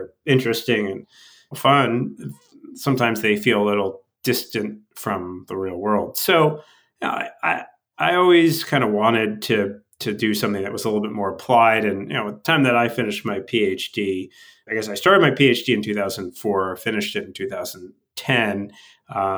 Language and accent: English; northern Westchester, outside New York City, United States; I grew up outside of New York City, up in northern Westchester